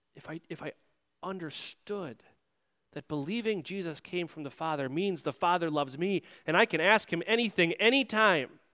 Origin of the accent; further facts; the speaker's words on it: United States; as Americans